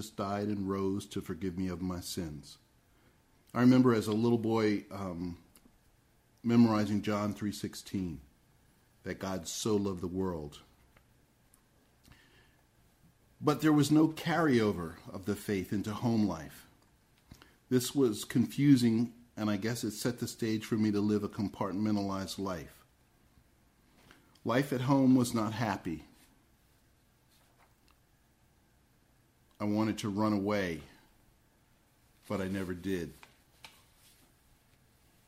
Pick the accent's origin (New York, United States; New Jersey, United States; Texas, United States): New Jersey, United States; Red Bank; I was born in Red Bank, New Jersey, near the middle of the last century